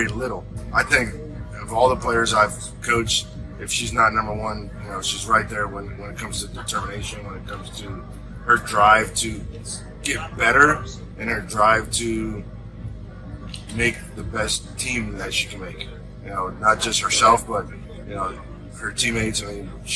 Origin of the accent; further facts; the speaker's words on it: Merritt Island, Florida, United States; I'm from Merritt Island